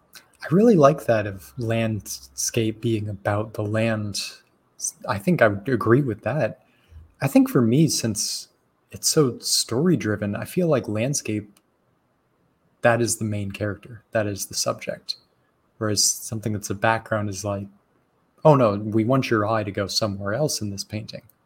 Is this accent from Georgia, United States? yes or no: no; Arizona, United States; growing up in Arizona